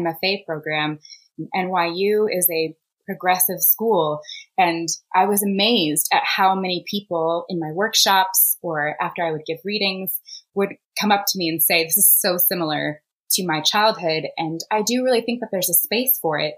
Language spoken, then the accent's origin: English; Indianapolis, Indiana, United States; I grew up in the suburbs of Indianapolis